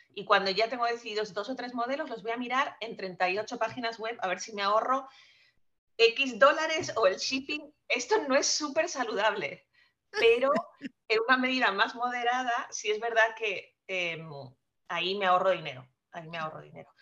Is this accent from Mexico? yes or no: no; Spain; accent: Spanish; moved away as an adult; also born or lived in France; now in United States; yo soy nacida en España, que se nota por mi acento enseguida, y eh, estudié allá y me vine para Estados Unidos pasados ya mis 30